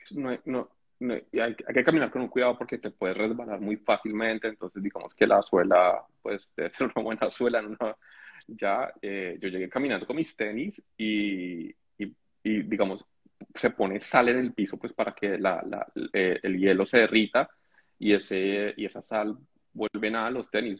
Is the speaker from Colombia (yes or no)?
yes; Colombia; moved away as an adult; now in Canada; yo soy colombiano, mis eh, mi y yo somos colombianos